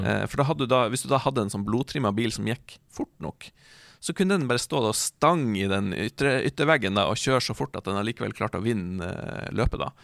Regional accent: Hamarøy, Nordland, Norway; hjemme på Hamarøy

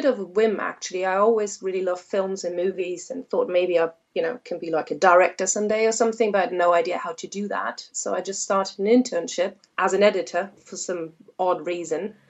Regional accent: Germany; moved away as an adult; also born or lived in Hamburg, Germany / Canada; now in Worcestershire/Birmingham border, England, United Kingdom; originally I'm from Germany, so I haven't been here for that long. I moved here about 5-6 years ago. And before that, I lived in Hamburg, Germany

